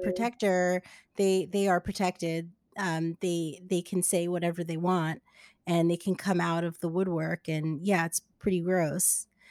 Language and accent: English; New Jersey, United States; I grew up in Jersey